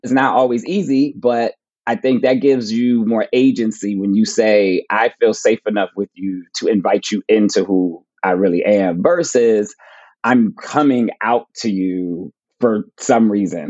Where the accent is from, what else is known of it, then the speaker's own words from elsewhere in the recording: Plainfield, New Jersey, United States; I'm going to my hometown to speak at my public library for the first time. So that'll be cool. Like speaking at the Plainfield Public Library